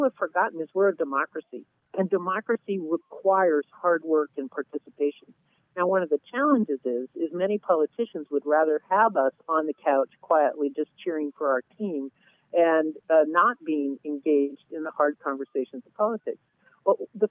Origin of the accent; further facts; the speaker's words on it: Southern California, United States; I grew up in Southern California in the 60s